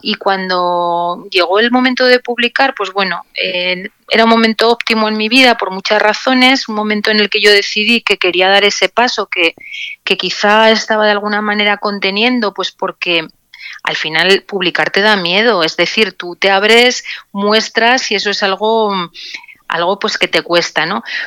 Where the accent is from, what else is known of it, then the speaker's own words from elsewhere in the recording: Zaragoza, Aragon, Spain; moved away as an adult; now in Logroño, Spain; soy zaragozana de nacimiento